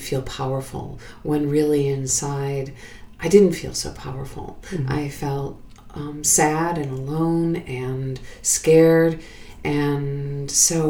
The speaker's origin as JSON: {"language": "English", "town": "Chicago", "region": "Illinois", "country": "United States", "moved": "as an adult", "lives_now": "New York, United States", "said": "I went to school here, no, but I'm actually from Chicago originally"}